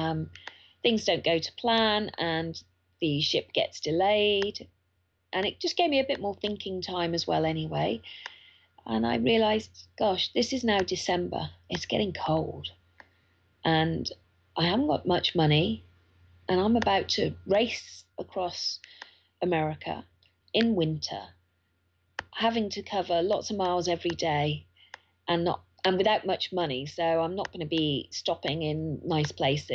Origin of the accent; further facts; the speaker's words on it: United Kingdom; as a British person, I can get an electronic visa online